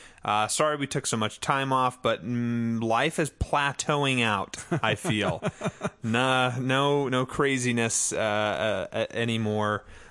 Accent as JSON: {"language": "English", "country": "United States", "said": "I'm from America."}